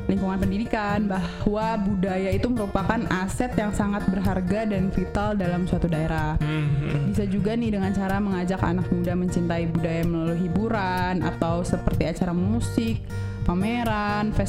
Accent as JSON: {"language": "Indonesian", "region": "Lampung", "country": "Indonesia", "said": "musik tradisional Lampung dan ibu-ibu di daerah gue tuh kebanyakan pakai tapis untuk acara-acara acara-acara penting gitu loh."}